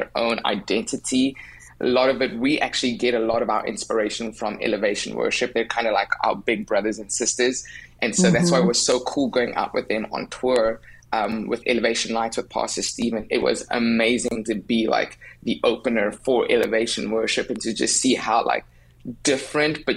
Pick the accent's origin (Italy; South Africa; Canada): South Africa; accent: South African; moved away as an adult; now in United States; I'm from South Africa. I've lived there my whole life.